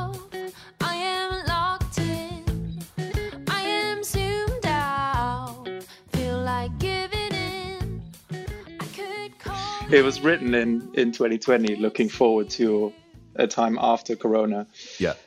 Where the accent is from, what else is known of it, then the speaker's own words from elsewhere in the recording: Germany; moved away as an adult; also born or lived in South Africa / London; now in United Kingdom; I grew up in Germany